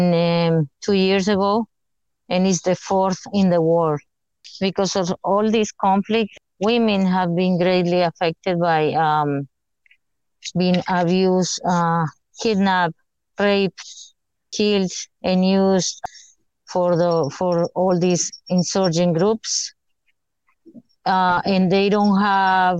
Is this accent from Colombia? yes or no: yes; Colombia; now in United States; I'm from Colombia